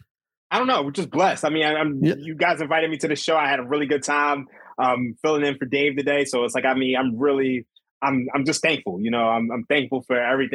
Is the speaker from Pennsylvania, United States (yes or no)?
yes; Philadelphia, Pennsylvania, United States; Philadelphia 76ers, my hometown team